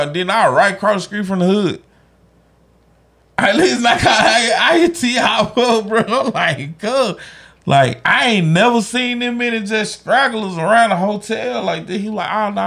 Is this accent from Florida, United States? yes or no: no; Grenada, Mississippi, United States; I'm from the East Side of Grenada